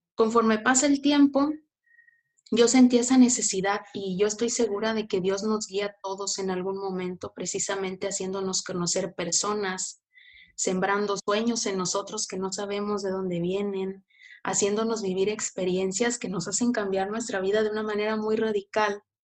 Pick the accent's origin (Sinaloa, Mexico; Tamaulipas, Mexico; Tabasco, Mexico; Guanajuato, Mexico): Tamaulipas, Mexico; Tampico; yo soy de Tampico, Tamaulipas